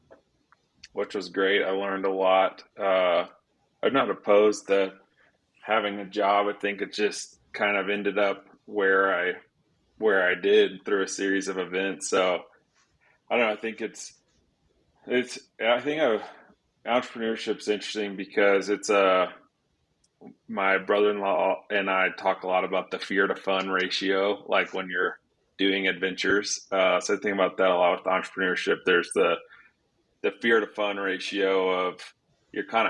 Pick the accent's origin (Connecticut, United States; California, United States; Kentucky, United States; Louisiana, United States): Louisiana, United States; South; also born or lived in Waco, Texas / Dallas, Texas; now in Colorado, United States; Grew up in South Louisiana